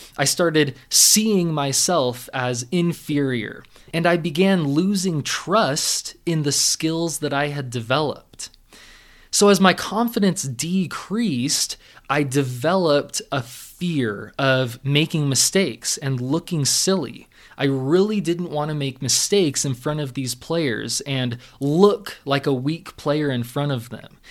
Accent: Southern California, United States; growing up in Southern California

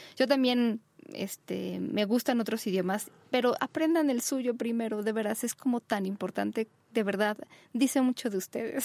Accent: Mexico; donde vivimos, nuestra querida México, que fue donde yo nací

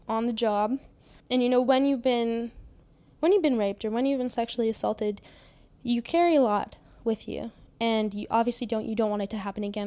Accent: Trail, British Columbia, Canada; I was born in Trail, B C. I grew up on a farm.

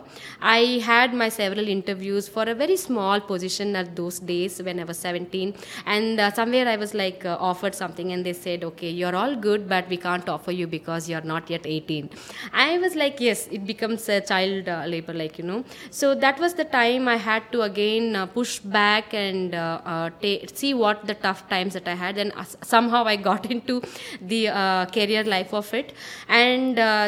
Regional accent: Bangalore, Karnataka, India; born and brought up in Bangalore

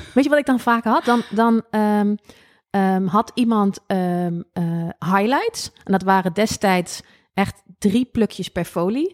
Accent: Lobith, Gelderland, Netherlands; ik kom uit Lobit

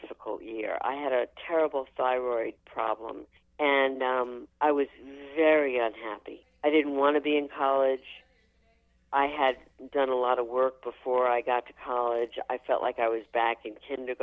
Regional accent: New York City, New York, United States; growing up in Brooklyn, I never even met a cheerleader

